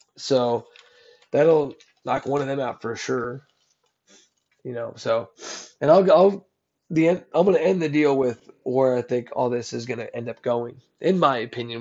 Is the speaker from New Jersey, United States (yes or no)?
yes; New Jersey, United States; now in Texas, United States; I'm from Jersey